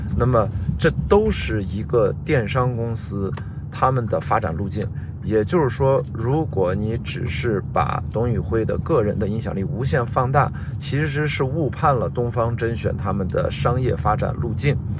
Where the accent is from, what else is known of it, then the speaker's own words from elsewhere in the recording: Qingdao, Shandong, China; 我是青岛人